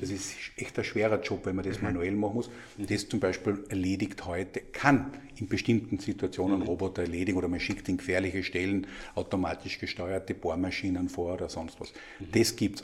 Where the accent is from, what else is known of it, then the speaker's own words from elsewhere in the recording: Austria; als Österreicher